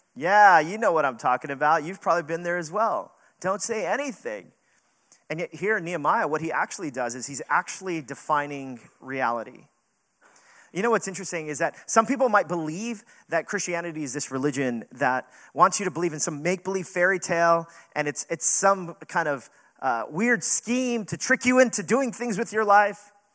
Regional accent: New York City, New York, United States; we're not from California, we're New Yorkers

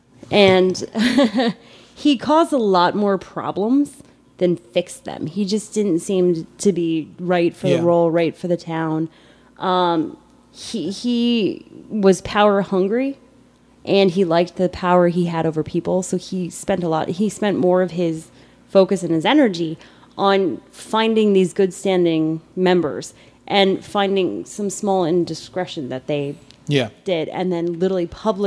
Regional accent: Ireland; I'm Irish, so I grow beauty marks like there's no tomorrow.

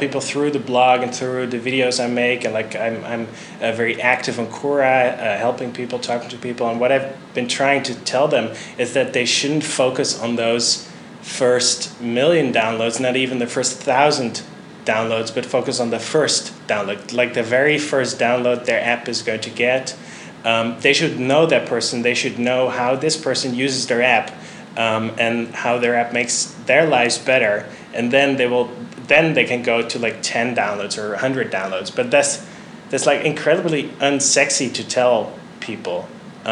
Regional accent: Netherlands; moved away; I'm originally from the Netherlands

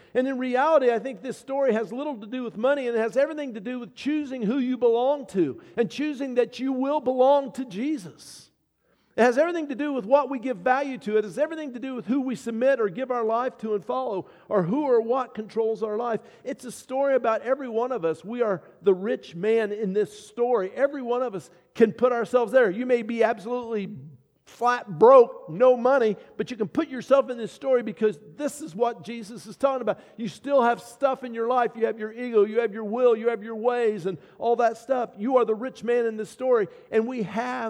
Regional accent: United States; I'm a child of God who happens to be an American

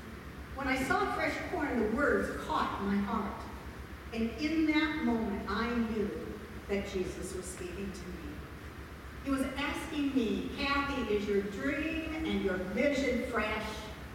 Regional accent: Iowa, United States; I'm from Iowa

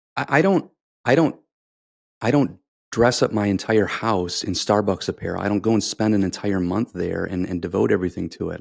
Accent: United States; I grew up in America

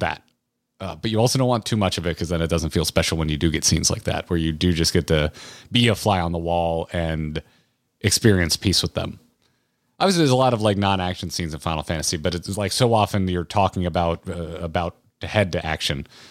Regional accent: United States; I'm an American

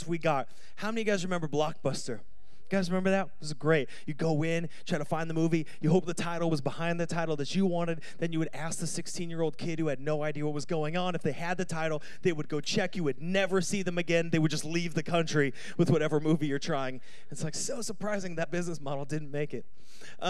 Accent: United States; born or raised there; moved away

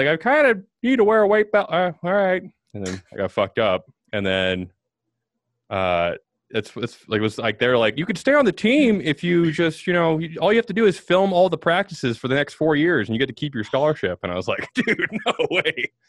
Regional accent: Fort Collins, Colorado, United States; born or raised there; also born or lived in Rock Springs, Wyoming

